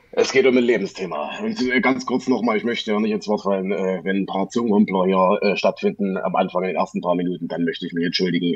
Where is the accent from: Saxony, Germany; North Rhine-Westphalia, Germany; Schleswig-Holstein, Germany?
Saxony, Germany; ich bin tatsächlich äh, in deiner Nähe aufgewachsen, oder was heißt in deiner Nähe? In Sachsen.